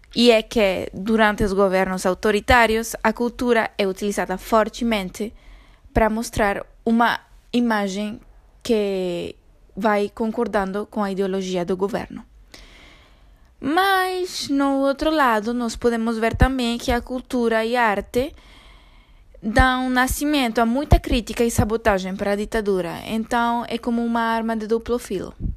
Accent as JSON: {"language": "Portuguese", "country": "Venezuela", "second_language": "Portuguese", "moved": "yes", "said": "num país como a Venezuela, de onde eu sou"}